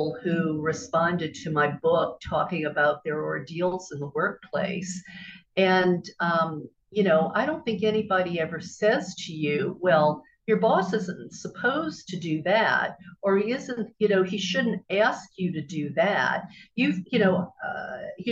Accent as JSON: {"language": "English", "area": "Bible Belt", "region": "the South", "country": "United States", "tie": "born or raised there", "said": "growing up in the South in the Bible Belt"}